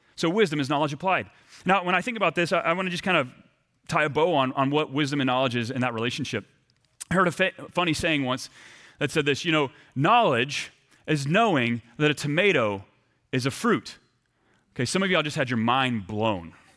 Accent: East Texas, United States; moved away as an adult; also born or lived in Burlington, Vermont; I left my hometown of East Texas to move about thirty hours cross-country to Burlington, Vermont.

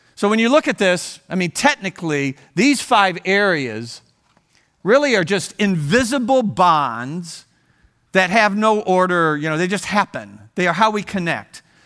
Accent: Ohio, United States; moved away as an adult; I grew up in Ohio, and we raised our family there, and in our fifties, we left Ohio

